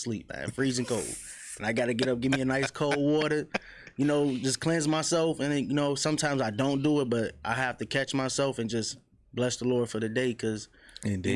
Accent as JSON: {"language": "English", "town": "Chicago", "region": "Illinois", "country": "United States", "tie": "born or raised there", "said": "I grew up on the low end, 47 in Michigan"}